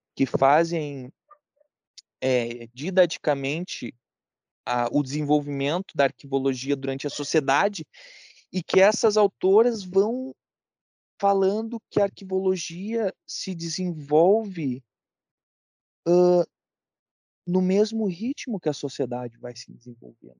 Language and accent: Portuguese; Brazil; sendo, sendo brasileiro